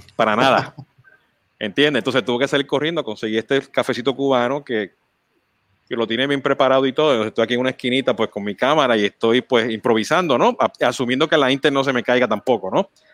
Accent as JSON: {"language": "Spanish", "country": "Mexico", "moved": "yes", "lives_now": "United States", "said": "como mexicano, pues este, fundamos en México este, el Social Media Club"}